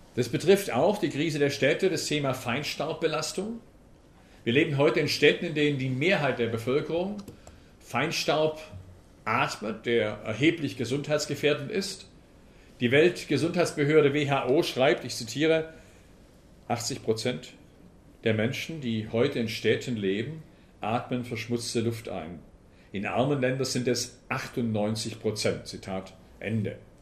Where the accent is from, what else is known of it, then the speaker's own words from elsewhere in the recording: Lake Constance, Swabia, Baden-Württemberg, Germany; accent: Swabian; moved away as an adult; now in Potsdam, Germany; Ich bin Schwabe, ich nehme an, man hört es nicht, oder ich hoffe, man hört es nicht. Ich bin im Bodensee aufgewachsen, lebe seit äh, 20 Jahren bei Berlin, bei Potsdam genauer gesagt